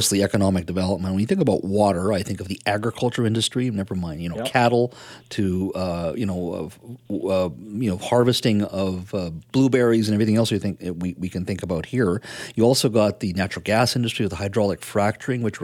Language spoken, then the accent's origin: English; British Columbia, Canada; as Canadians, as British Columbians